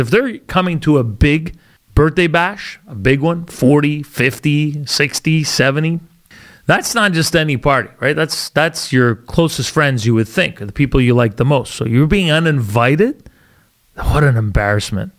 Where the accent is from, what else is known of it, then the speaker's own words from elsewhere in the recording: Canada; I'm Canadian too, but I have some culture in me